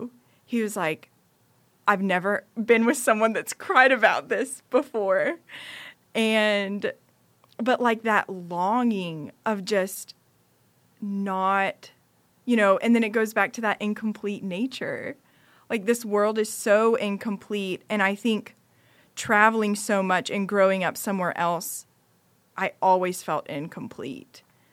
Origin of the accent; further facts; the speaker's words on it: United States; Right, to someone who's grown up overseas, yet I'm still from America. You yeah. know, my parents are American.